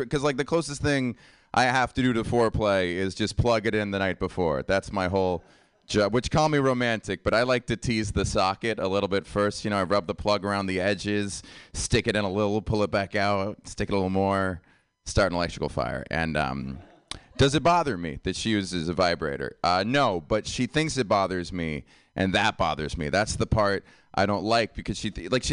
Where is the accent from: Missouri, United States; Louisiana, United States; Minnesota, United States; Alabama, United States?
Louisiana, United States; I'm Cajun. I'm from Louisiana. My family's from Louisiana.